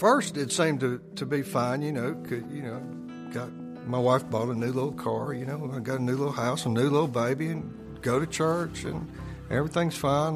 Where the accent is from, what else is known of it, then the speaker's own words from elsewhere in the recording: Jackson, Mississippi, United States; Born in Jackson, Mississippi. It's kind of a mid sized southern town. Raised Presbyterian